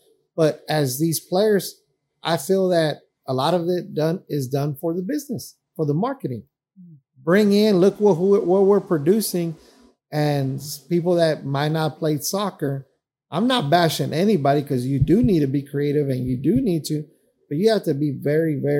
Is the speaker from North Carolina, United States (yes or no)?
no; Dallas, Texas, United States; We grew up in Oak Cliff.